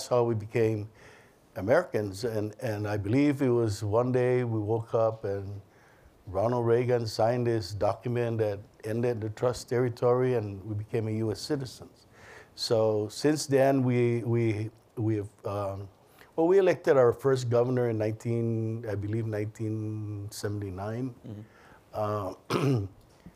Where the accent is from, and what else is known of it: Northern Mariana Islands